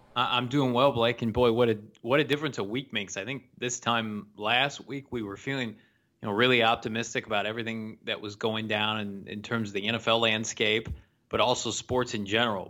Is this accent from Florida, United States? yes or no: no; Illinois, United States; my home state of, of Illinois